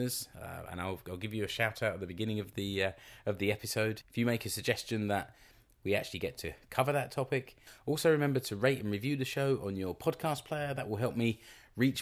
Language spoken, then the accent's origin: English; London, United Kingdom; moved away as an adult; now in Seinäjoki, Finland; I'm from London